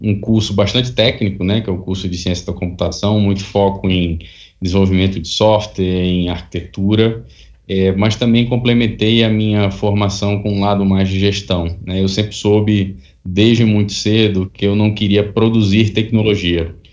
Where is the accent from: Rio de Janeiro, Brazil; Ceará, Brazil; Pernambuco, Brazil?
Pernambuco, Brazil; Recife; Eu nasci em Recife e lá passei boa parte da minha vida. Fiz a, a universidade lá.